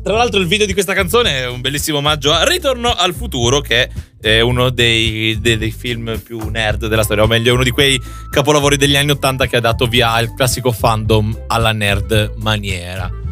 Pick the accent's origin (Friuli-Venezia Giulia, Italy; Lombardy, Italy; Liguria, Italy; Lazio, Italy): Friuli-Venezia Giulia, Italy; now in Milan, Italy; io che abito in Friuli Venezia, cioè, abito a Milano, però, mm, sono del Friuli